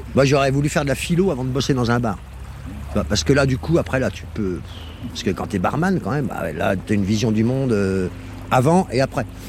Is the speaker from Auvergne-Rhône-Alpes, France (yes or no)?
no; Nevers, Bourgogne-Franche-Comté, France; also born or lived in Le Guétin; je suis né à Nevers et j'ai grandi